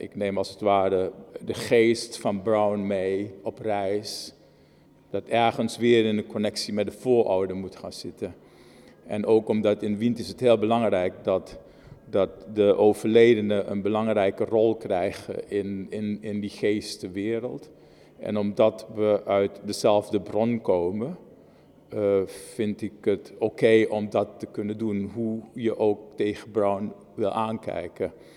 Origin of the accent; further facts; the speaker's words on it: Moengo, Marowijne, Suriname; Ik ben in het oosten van Suriname geboren. In Mongo, een boksjesstadje eh, eh, in, in het oosten van Suriname.